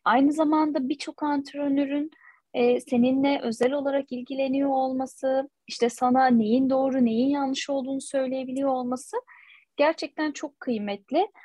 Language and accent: Turkish; Turkey; biz Türkler olarak böyle çok değişik e, bir milletiz